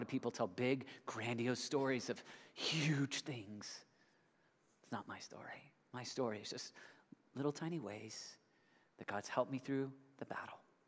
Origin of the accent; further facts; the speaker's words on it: United States; I'm an American